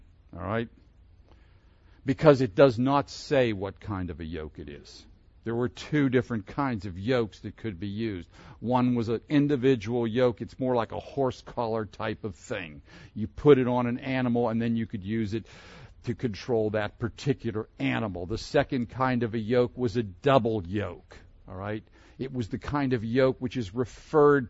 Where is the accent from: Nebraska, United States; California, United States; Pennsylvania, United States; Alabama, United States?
Pennsylvania, United States; Pittsburgh; I grew up in Pennsylvania, near Pittsburgh